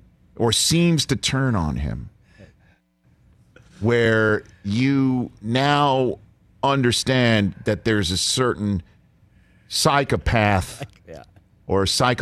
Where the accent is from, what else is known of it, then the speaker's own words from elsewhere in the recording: New York City, New York, United States; moved away; My hometown of Staten Island, New York